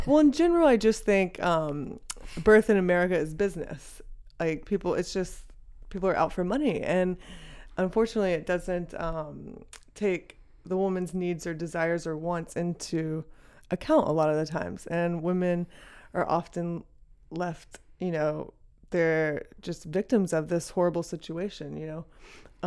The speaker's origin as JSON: {"language": "English", "region": "Texas", "country": "United States", "tie": "born or raised there", "also_born_or_lived": "Dallas", "said": "I grew up in Texas"}